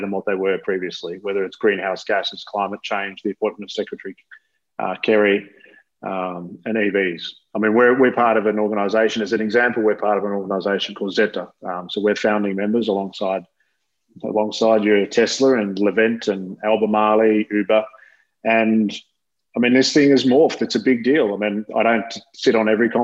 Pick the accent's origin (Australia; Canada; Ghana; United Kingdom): Australia; As an Australian